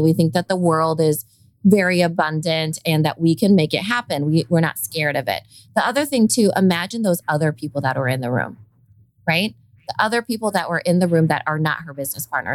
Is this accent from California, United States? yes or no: no; Iowa, United States; accent: Valley girl; I sound like a Valley girl too. And I'm from Iowa